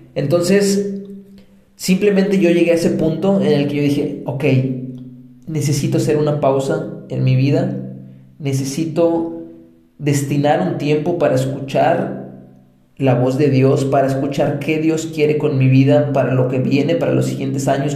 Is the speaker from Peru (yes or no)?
no; Mexico; moved away as an adult; also born or lived in Colombia; soy mexicano de nacimiento y colombiano de corazón